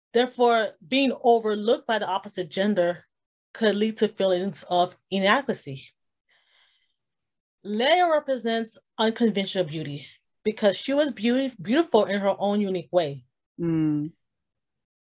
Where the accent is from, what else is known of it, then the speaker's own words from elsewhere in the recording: Miami, Florida, United States; I am born and raised in Miami. I am of Haitian descent